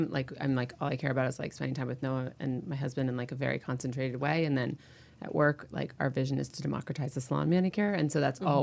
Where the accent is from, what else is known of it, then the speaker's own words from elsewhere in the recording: Connecticut, United States; also born or lived in New York; now in Los Angeles, United States; I'm from Connecticut